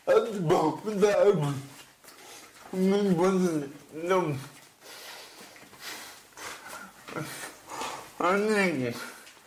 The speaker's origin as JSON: {"language": "English", "town": "Denver", "region": "Colorado", "country": "United States", "tie": "born or raised there", "said": "I grew up in Denver"}